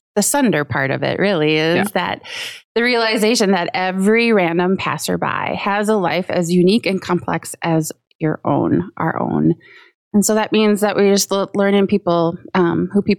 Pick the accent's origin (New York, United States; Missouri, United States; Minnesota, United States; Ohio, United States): Minnesota, United States; Coon Rapids; I grew up in Coon Rapids